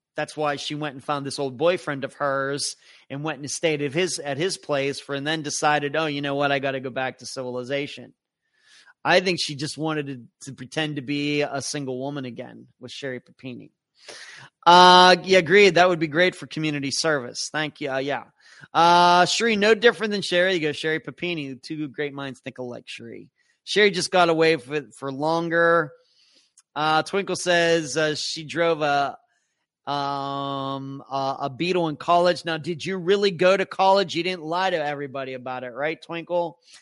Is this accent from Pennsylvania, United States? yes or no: yes; Pennsylvania, United States; moved away; close to where I grew up in Pennsylvania